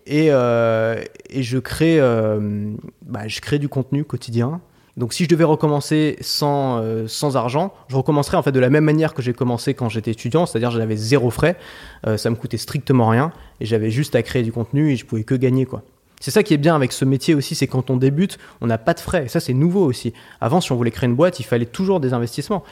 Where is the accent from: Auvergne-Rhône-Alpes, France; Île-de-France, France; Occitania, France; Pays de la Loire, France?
Île-de-France, France; Paris; J'ai grandi à Paris et c'est une ville euh, que j'affectionne beaucoup